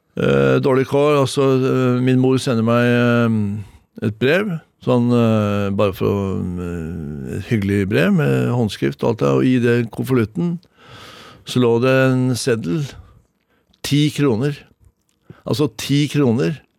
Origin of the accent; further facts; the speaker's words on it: Oslo, Norway; also born or lived in Moss, Norway; når jeg var fem, seks, fem år gammel, så flytter jeg til eh, Oslo, dvs. Si, eh, Oslos første eh, drabantby, Lambertseter